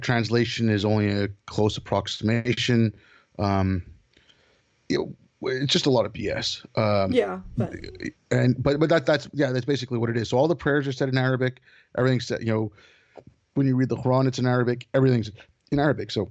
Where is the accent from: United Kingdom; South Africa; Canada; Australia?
Canada; Montreal, Quebec; also born or lived in India; I grew up in Canada. I grew up in Montreal. I was born in India. My family moved to Montreal when I was six.